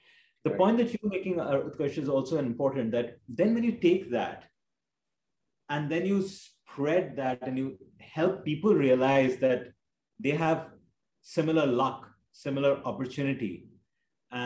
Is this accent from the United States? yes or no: no; India; growing up in India